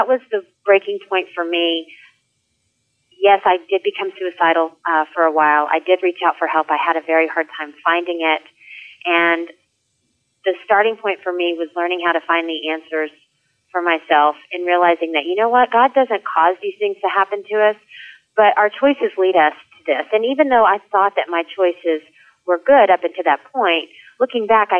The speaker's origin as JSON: {"language": "English", "region": "Texas", "country": "United States", "tie": "born or raised there", "moved": "as an adult", "lives_now": "New York, United States", "said": "I'm from Texas, born and raised, all my friends, all my family"}